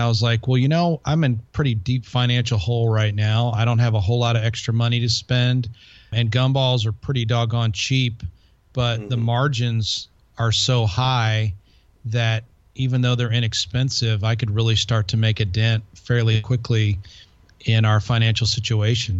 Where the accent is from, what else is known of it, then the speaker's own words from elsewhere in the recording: Chicago, Illinois, United States; moved away as an adult; also born or lived in Colorado Springs; I'm from the Chicago area originally